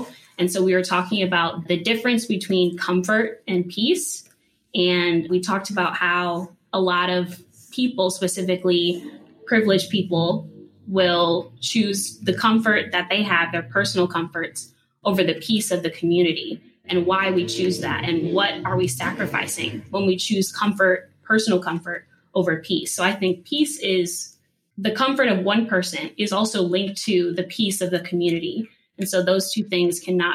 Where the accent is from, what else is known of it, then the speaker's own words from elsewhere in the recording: Cleveland, Ohio, United States; moved away as an adult; now in Greensboro, United States; I'm from Cleveland, Ohio